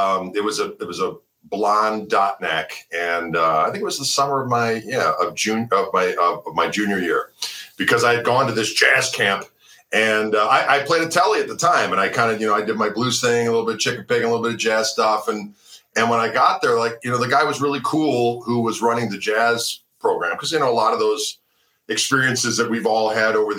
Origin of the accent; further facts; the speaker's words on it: Wauwatosa, Wisconsin, United States; I grew up in Wauwatosa.